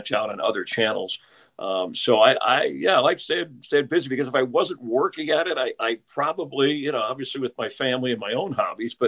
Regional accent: Miami, Florida, United States; moved away as an adult; also born or lived in New Orleans; growing up in Miami, back at the time I was there, South Florida, working

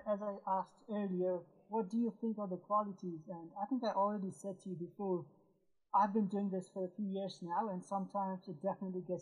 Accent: Nepal; now in Canada; I am originally from Nepal, but uh, I live abroad now. I'm in Canada.

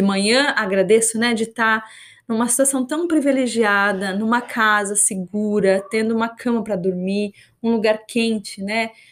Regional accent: Brazil; first language Portuguese; moved away as an adult; also born or lived in New Zealand; now in Australia; eu moro fora do Brasil, fazem quase acho que 11 anos

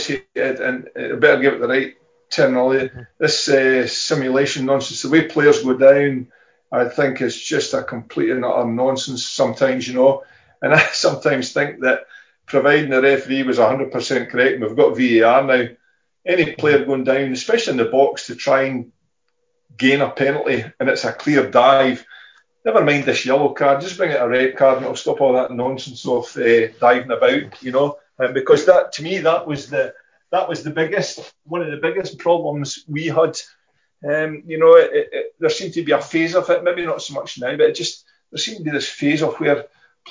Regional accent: Fife, Scotland, United Kingdom; I'm from Fife. There's Rangers and Celtic fans here

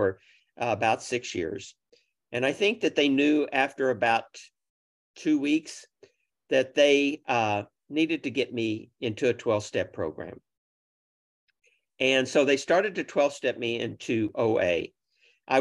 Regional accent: Oklahoma City, Oklahoma, United States; I grew up in Oklahoma City.

